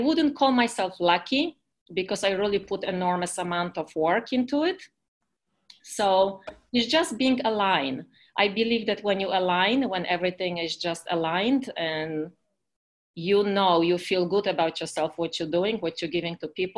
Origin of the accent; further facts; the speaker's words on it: Poland; accent: Eastern European; English is a second language; now in United States; I'm from Poland originally. I've been living in America for the past 30 years